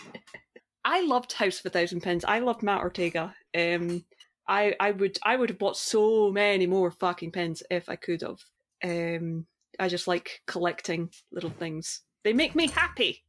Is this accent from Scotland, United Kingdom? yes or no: yes; Scotland, United Kingdom; I'm Scottish